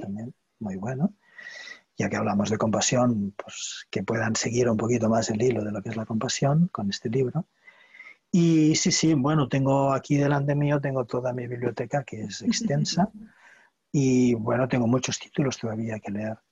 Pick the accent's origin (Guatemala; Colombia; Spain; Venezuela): Spain; Barcelona, Catalonia; Soy de Barcelona, de Cataluña.